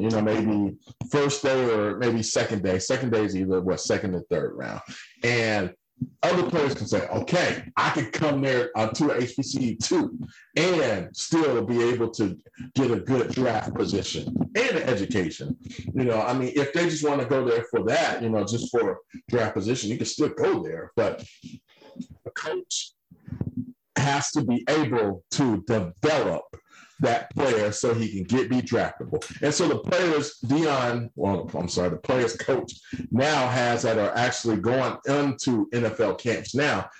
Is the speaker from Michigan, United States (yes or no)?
no; Atlanta, Georgia, United States; I grew up in Atlanta